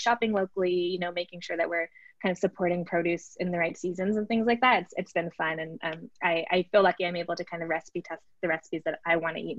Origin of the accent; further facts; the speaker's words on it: Atlanta, Georgia, United States; moved away; also born or lived in New York; I grew up in Atlanta